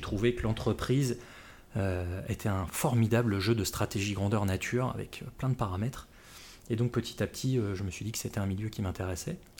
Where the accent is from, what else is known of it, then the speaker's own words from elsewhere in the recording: Les Mureaux, Île-de-France, France; moved away; de la bonne banlieue de, Paris, à savoir euh, en l'occurrence les Mureaux où j'ai grandi.